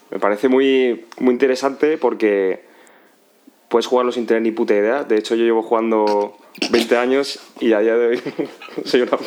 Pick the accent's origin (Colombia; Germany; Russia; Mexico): Russia; bueno, yo la verdad es que siendo, siendo ruso como soy, ¿no? Porque por lo que se podrá deducir de mi apellido.